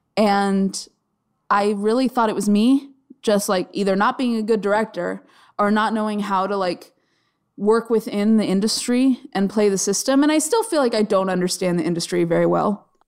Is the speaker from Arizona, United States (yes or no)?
yes; Arizona, United States; I grew up in Arizona